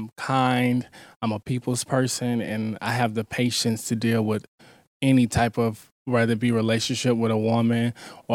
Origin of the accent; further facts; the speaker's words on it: Florida, United States; Originally, I am from Florida